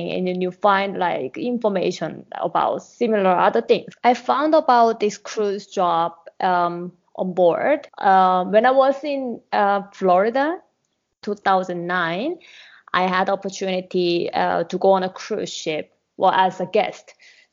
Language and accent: English; South Korea; moved away as an adult; now in Mexico; I'm from Korea